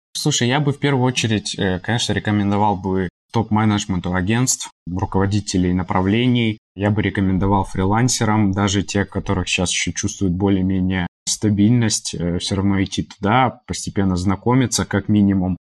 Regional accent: Moldova; moved away; с территории Молдовы, откуда я родом и у меня есть там э, в том числе гражданство параллельно с российским.

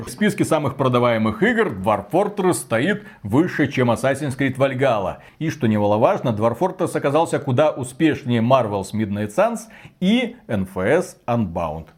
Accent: Belarus

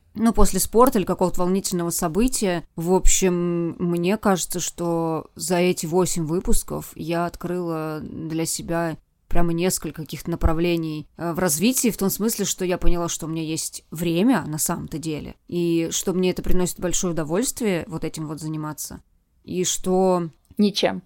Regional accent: Vladimir, Vladimir Oblast, Russia; moved away; на моей малой родине в э, городе Владимире

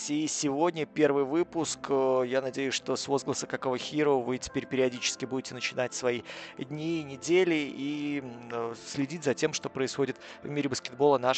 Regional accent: Belarus; Ну, я белорус, понимаете, белорусы всегда думают о деньгах.

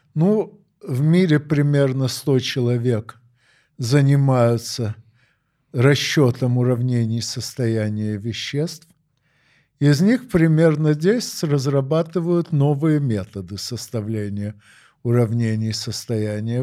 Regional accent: Odesa, Odesa Oblast, Ukraine; moved away as an adult; now in Moscow, Russia; Я родился в Одессе 9 декабря 1952 года. Ну, а с 6 сентября 1995 работаю в Москве.

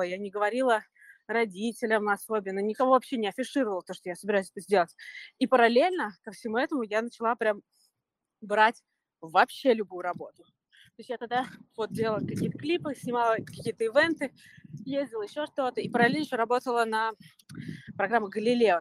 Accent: Moscow, Russia; moved away as an adult; also born or lived in New York; now in Los Angeles, United States; Да, мы оба из Москвы.

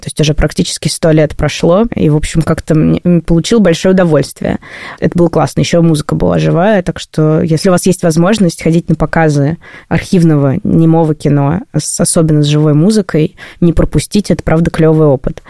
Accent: Saint Petersburg, Russia; Петербург – мой родной город

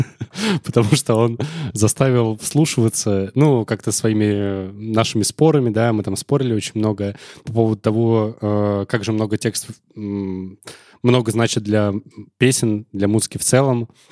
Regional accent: Tolyatti, Samara Oblast, Russia; also born or lived in Zaozersk; Я в Тольятти провел свое детство

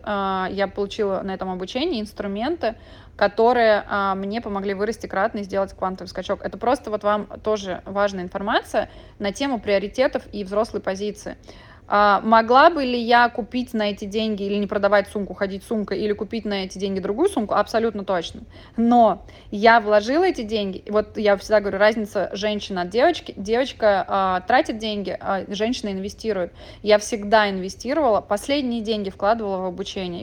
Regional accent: Moscow, Russia; moved away as an adult; also born or lived in Mexico; я родилась в Москве и выросла

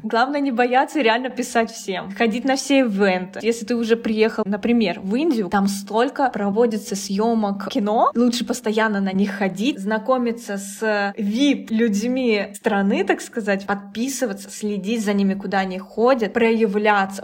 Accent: Russia; now in Cambodia; я из России

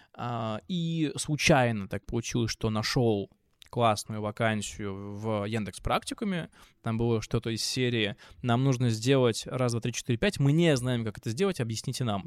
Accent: Pskov, Pskov Oblast, Russia; moved away as an adult; also born or lived in Moscow; now in Georgia; вернулся в свой родной город Псков

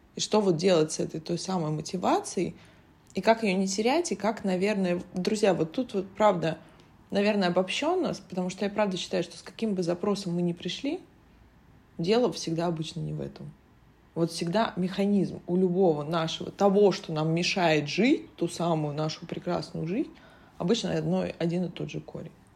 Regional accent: Saint Petersburg, Russia; я родилась в Петербурге

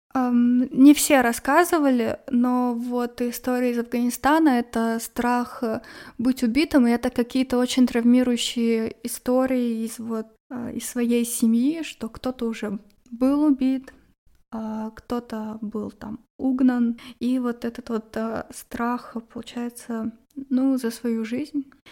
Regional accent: Arkhangelsk, Arkhangelsk Oblast, Russia; в Архангельске, откуда я родом

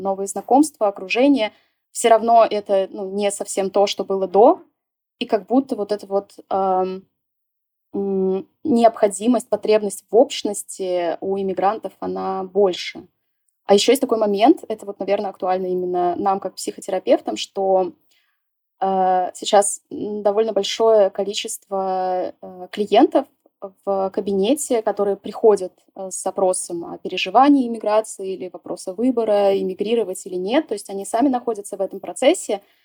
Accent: Saint Petersburg, Russia; moved away as an adult; Я жила в Питере, м, всю свою жизнь. То есть я родилась в Питере, и вплоть до иммиграции я там и жила.

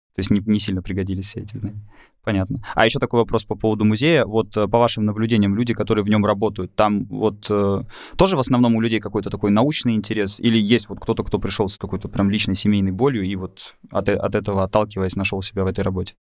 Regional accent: Moscow, Russia; Я вырос в Москве, там же закончил школу и университет

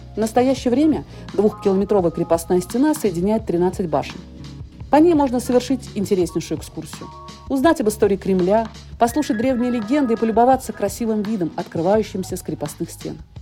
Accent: Nizhny Novgorod, Nizhny Novgorod Oblast, Russia; о моем родном городе – Нижнем Новгороде

